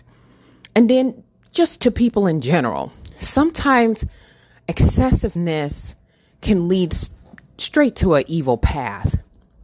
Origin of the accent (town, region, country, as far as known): Michigan, United States; born or raised there